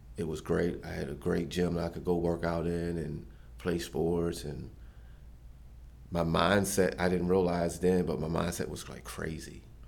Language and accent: English; Westminster, Maryland, United States; I grew up in Westminster, Maryland